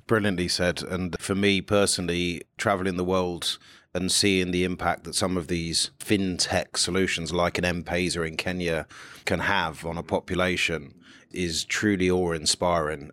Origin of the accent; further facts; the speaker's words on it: United Kingdom; my home country where there's this small thing called Brexit going on